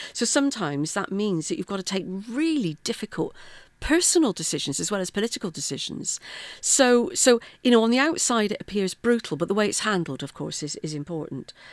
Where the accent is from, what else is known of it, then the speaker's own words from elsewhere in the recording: Bristol, South West England, United Kingdom; moved away as an adult; also born or lived in South Wales; now in Wales, United Kingdom; born and brought up in Bristol, um, and then came to South Wales uh, in the late eighties for work.